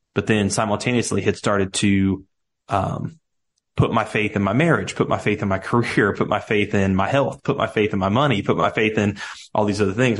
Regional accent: Cincinnati, Ohio, United States; accent: Southern; moved away as an adult; now in Nashville, United States; I grew up in Cincinnati, Ohio, down here in the States

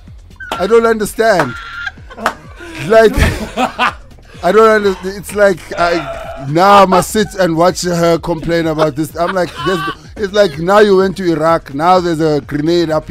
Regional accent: South Africa; first language Xhosa; English is a second language; I'm from South Africa

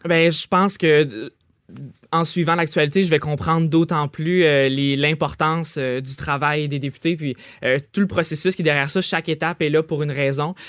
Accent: Trois-Rivières, Quebec, Canada; je viens de Trois-Rivières, Collège La Flèche

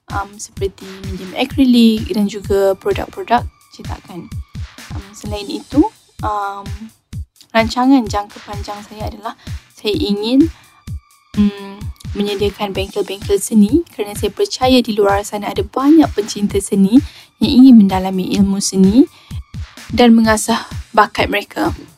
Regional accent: Kulim, Kedah, Malaysia; Saya berasal dari Kulim Kedah

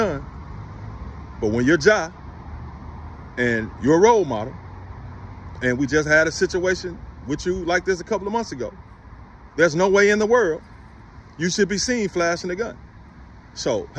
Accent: Memphis, Tennessee, United States; I grew up in inner city Memphis

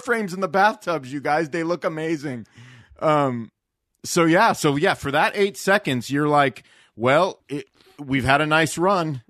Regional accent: Southern California, United States; moved away; growing up in SoCal

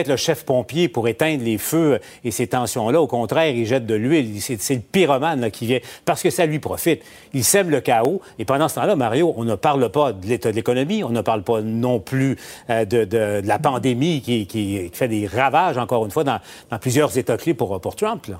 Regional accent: Abitibi, Quebec, Canada; moved away; ma région natale, en, en, Abitibi

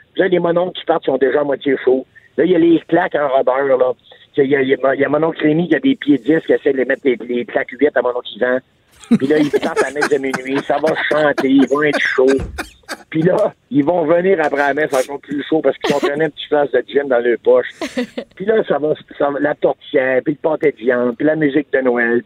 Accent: Quebec, Canada; j'ai dit Québécois

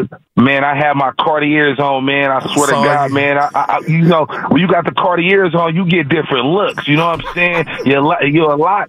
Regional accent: San Francisco, California, United States; I'm from Frisco.

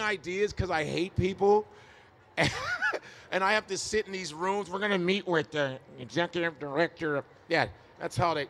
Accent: Chicago, Illinois, United States; born or raised there

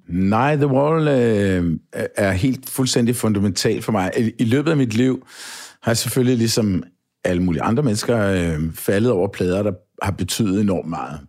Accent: Kongens Lyngby, Capital Region of Denmark, Denmark; also born or lived in Copenhagen; jeg blev jo født i København på St. Josef og boede øh, på Østerbro, noget der hedder St. Kirksgade. Øhm, og da jeg var fem år eller et eller andet, så, så flyttede familien så i rækkehus i Lyngby i øh, Brede. Og øh, der voksede jeg op i Grandparken

